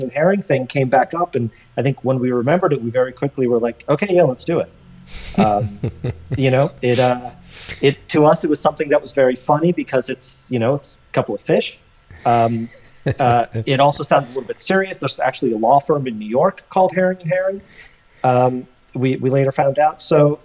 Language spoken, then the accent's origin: English; Russia; moved away; I'm from Russia